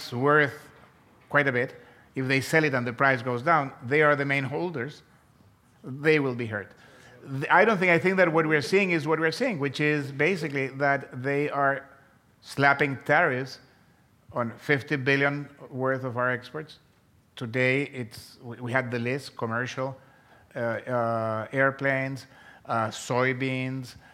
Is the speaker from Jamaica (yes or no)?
no; Chile; moved away as an adult; also born or lived in Chicago, United States; I was born in South America. I was born in Chile, and I came to the University of Chicago to get my PhD, and this was in 1977